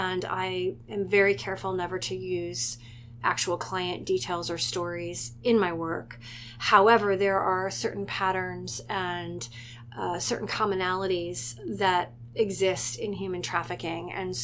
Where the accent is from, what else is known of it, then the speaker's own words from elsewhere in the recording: Richmond, Virginia, United States; also born or lived in Brooklyn, New York; now in Montclair, United States; I grew up in Richmond, Virginia